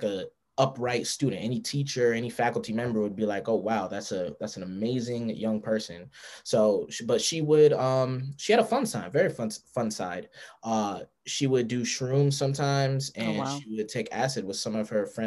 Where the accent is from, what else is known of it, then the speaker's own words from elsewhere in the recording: Amityville, New York, United States; I grew up in Amityville, New York.